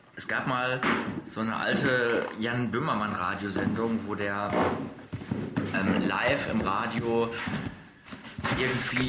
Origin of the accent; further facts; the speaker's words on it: Dortmund, North Rhine-Westphalia, Germany; bei uns in Dortmund